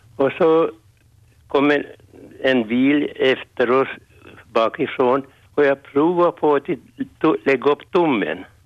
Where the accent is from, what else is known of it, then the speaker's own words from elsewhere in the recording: Swedish Ostrobothnia, a small village outside Kokkola, Central Ostrobothnia, Finland; vi kommer från Svenska Österbotten